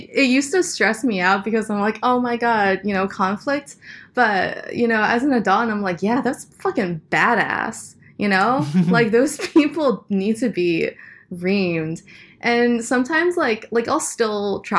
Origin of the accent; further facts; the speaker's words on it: Nebraska, United States; also born or lived in Boston, United States / Ohio, United States; Yeah, it was. Uh, I mean, I wasn't always in Nebraska. Like, um, my my dad was in graduate school at first, so we moved from like um, like Boston to Ohio to Sou